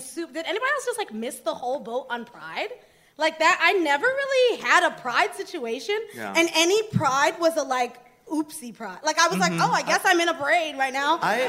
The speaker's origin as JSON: {"language": "English", "region": "Michigan", "country": "United States", "tie": "born or raised there", "moved": "yes", "said": "I grew up in Michigan"}